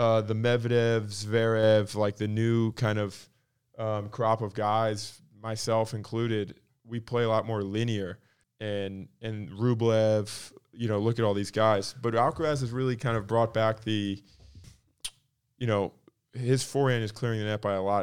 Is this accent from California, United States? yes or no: no; Palm Coast, Florida, United States; also born or lived in Michigan; I'm from, I was born in Michigan. The town I grew up in, in North Florida is like kind of out in the boonies